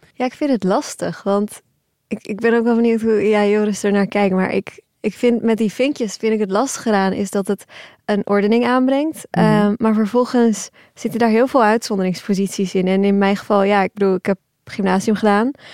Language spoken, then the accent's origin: Dutch; Turkey; now in Netherlands; we zijn allemaal geboren in Turkije, mijn ouders en ik zelf